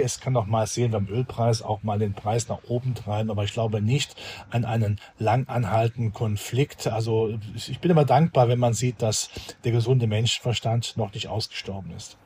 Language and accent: German; Germany; bei uns in Deutschland